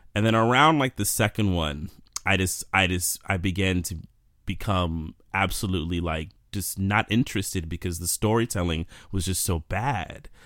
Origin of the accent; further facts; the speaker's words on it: New York City, New York, United States; now in Jersey City, United States; I'm born and raised in New York. Still live here.